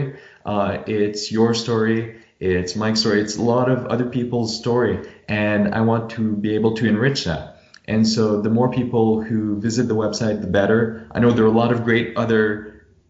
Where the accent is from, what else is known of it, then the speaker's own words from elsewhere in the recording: Cowansville, Quebec, Canada; it's a little Cowansville in southern Quebec, and my hometown is, I'd say, about a 20-minute drive from Vermont.